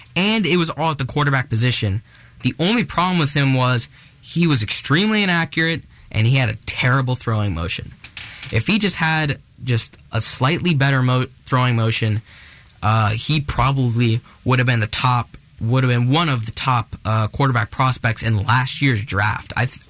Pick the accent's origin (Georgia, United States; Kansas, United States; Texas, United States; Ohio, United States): Texas, United States; Dallas; now in Pacific Northwest, United States; I'm a Dallas native. I was born in Dallas. I will always go for the Dallas team. I will never betray my hometown.